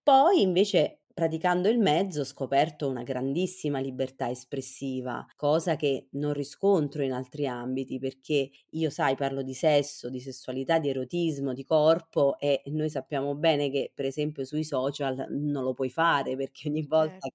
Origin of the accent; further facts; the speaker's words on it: Chieti, Abruzzo, Italy; nella mia terra, io sono abruzzese, sono sì. di Chieti